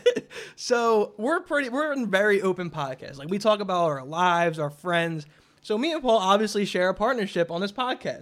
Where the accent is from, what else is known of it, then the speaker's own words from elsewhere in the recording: Philadelphia, Pennsylvania, United States; we're from Philadelphia